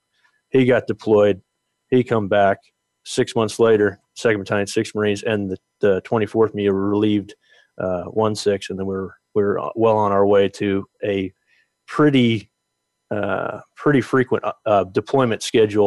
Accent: New Jersey, United States; I grew up in New Jersey and I did a lot of fishing

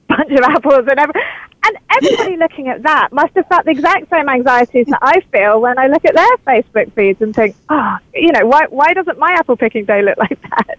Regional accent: United Kingdom; moved away as an adult; now in California, United States; a British person arriving in California

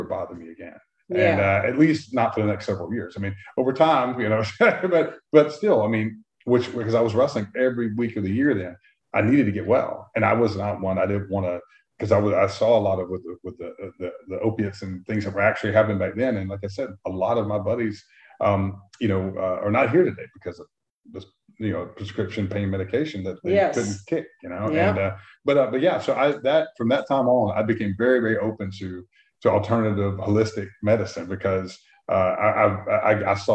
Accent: Brunswick, Georgia, United States; we grew up in Brunswick, Georgia, which was right on the Georgia-Florida line on the coast of Georgia

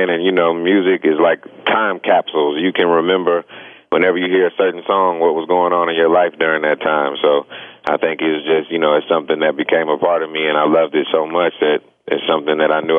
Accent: Champaign, Illinois, United States; Man, I was uh, loving music ever since my my parents introduced them, introduced it to me. You know, they were in college at the University of Illinois.

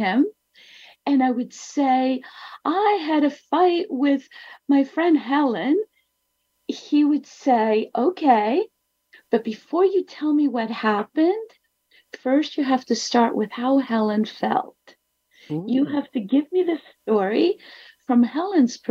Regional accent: Athens, Attica, Greece; I was born in Athens

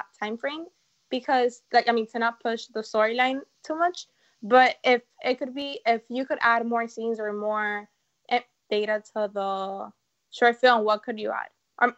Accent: Miami, Florida, United States; from Miami, and you're listening to Kids First Coming Attractions.

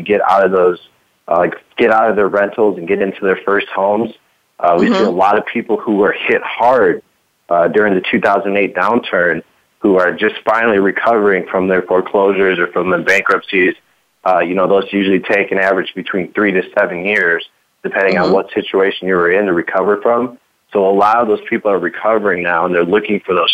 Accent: Aurora, Illinois, United States; I'm from Aurora, Illinois

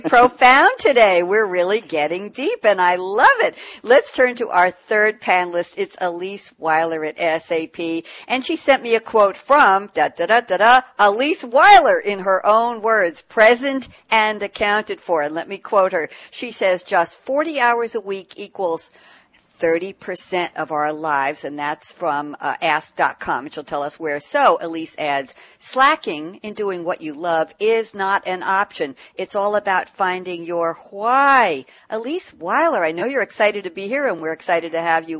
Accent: New York City, New York, United States; now in Long Island, United States; I grew up in Queens and I'm on Long Island.

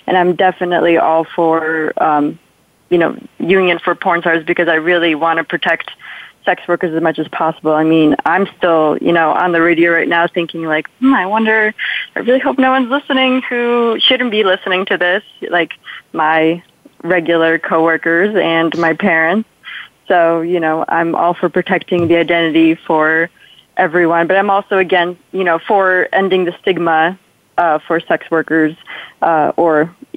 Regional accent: Poland; accent: Polish; moved away; I'm originally from Poland, so sometimes I say things a little bit weird, especially if I talk a little too much. So my Polish accent comes out a little bit

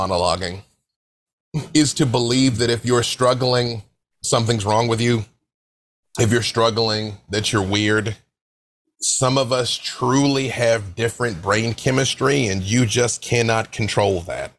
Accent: Little Rock, Arkansas, United States; I'm from Little Rock, Arkansas. We grew up on gospel music

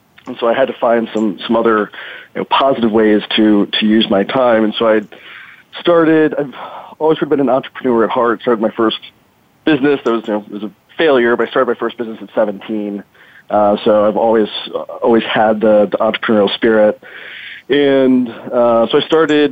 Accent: Chicago, Illinois, United States; now in San Diego, United States; I'm originally from Chicago, live in San Diego now

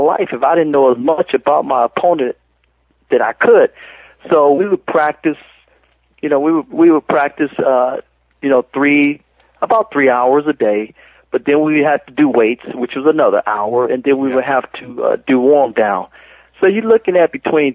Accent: Cleveland, Ohio, United States; I grew up in Cleveland, Ohio, in the city of Cleveland, Ohio

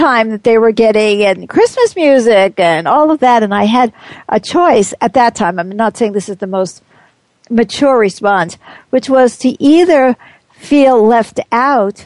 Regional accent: United States; I'm very much an American

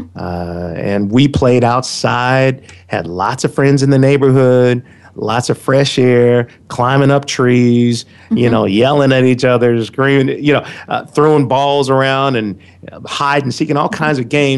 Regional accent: Compton, California, United States; I grew up in Compton, a little community just south of Los Angeles, part of Los Angeles County.

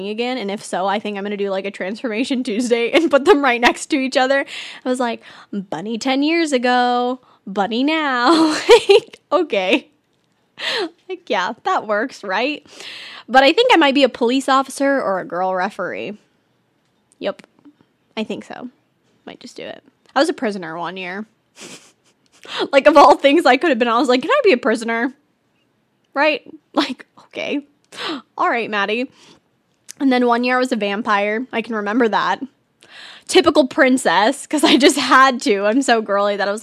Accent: California, United States; first language English

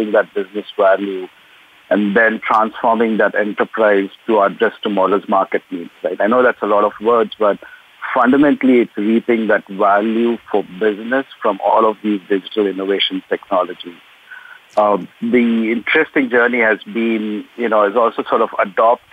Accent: South India, India; now in Livingston, United States; If you're from southern India, that's typically what we've grown up

